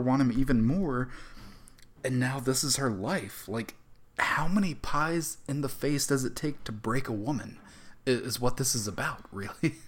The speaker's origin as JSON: {"language": "English", "region": "the South", "country": "United States", "tie": "born or raised there", "said": "growing up in the South"}